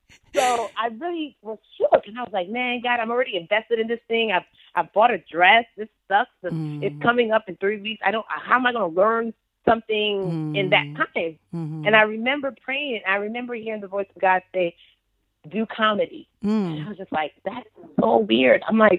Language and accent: English; Nigeria; the gangsterness of being Nigerian, the fortitude that it takes to be Nigerian, it's like, you know, when you go back to Lagos, when you go back to Port Harcourt